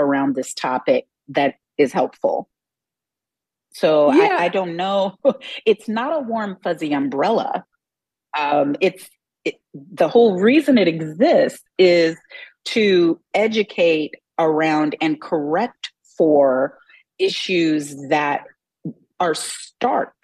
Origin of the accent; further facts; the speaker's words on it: Texas, United States; I'm from Texas